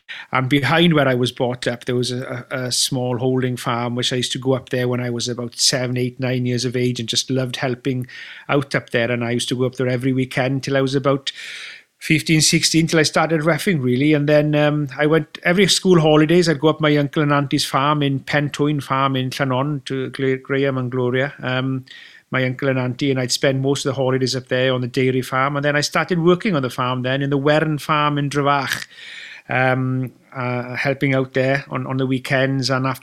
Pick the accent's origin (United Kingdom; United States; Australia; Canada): United Kingdom; Wales; as a Welshman